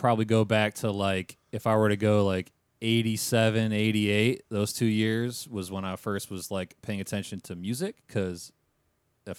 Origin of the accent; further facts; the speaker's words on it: Michigan, United States; now in Florida, United States; I'm from Michigan